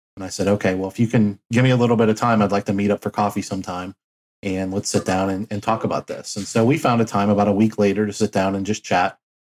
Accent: Cincinnati, Ohio, United States; also born or lived in Flint, Michigan; my dad was transferred to Cincinnati, Ohio uh, for a job opportunity. And so I grew up the rest of my life in Cincinnati.

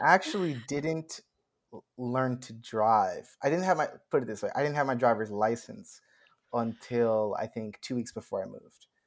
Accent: New York, United States; moved away as an adult; now in Los Angeles, United States; I grew up in New York, I went to high school across the street from Juilliard

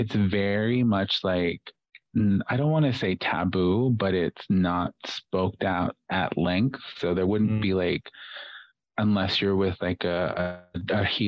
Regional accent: Navajo Nation, United States; being Native American or being Navajo specifically

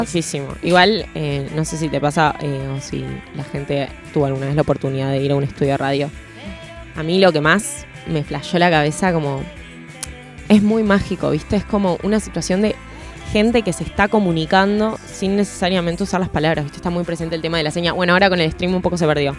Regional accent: Argentina

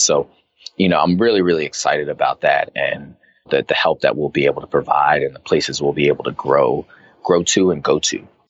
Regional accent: Arizona, United States; moved away as an adult; now in New York, United States; I grew up in Arizona

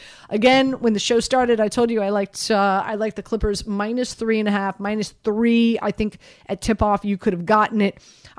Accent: Miami, Florida, United States; Listen, I grew up in Miami.

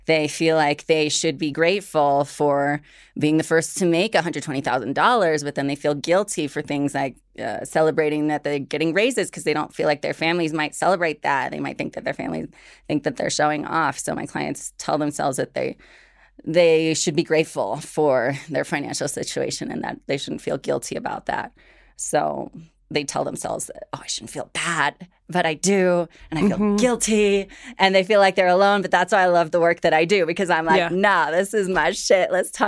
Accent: Washington, United States; also born or lived in Morelia, Mexico; I grew up as an undocumented immigrant. I was born in Morelia, Michoacán, was raised in rural Washington State, and just witnessed a lot of tension at home.

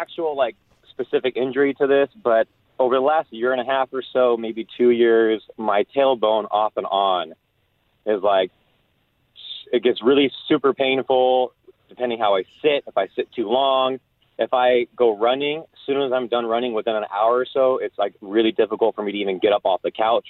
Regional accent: Temple City, California, United States; Temple City.

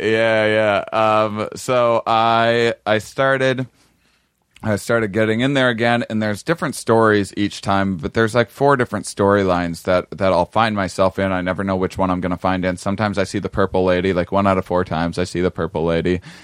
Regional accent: Wisconsin, United States; I'm from Wisconsin, we eat very bland food there

